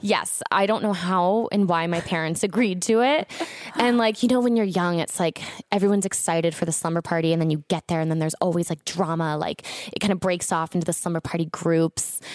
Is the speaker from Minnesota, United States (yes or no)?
no; Orlando, Florida, United States; I grew up in Orlando